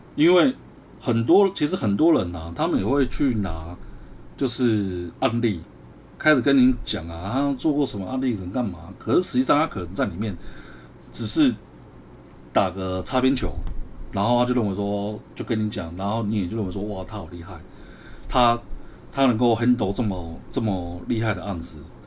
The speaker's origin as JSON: {"language": "Chinese", "country": "Taiwan", "said": "我们台湾人的心态"}